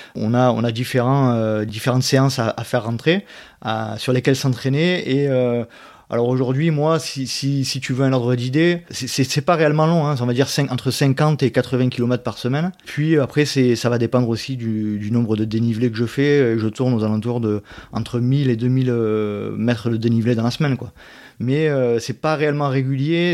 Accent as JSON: {"language": "French", "town": "Aix-en-Provence", "region": "Provence-Alpes-Côte d'Azur", "country": "France", "said": "je suis d'Aix-en-Provence, à côté d'Aix-en-Provence, voilà. D'où la raison de mon accent"}